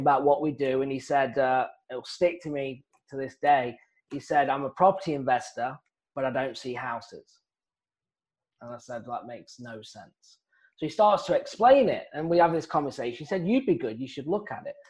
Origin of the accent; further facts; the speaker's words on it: South East England, United Kingdom; moved away as an adult; also born or lived in Phoenix, Arizona, United States; now in United States; originally, I'm from England, and I was a golf professional, and I came out to the United States, stayed here